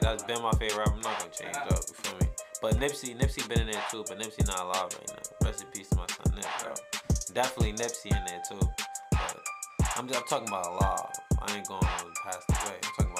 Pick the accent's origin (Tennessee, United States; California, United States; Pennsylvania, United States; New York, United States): New York, United States; He from New York, I'm from New York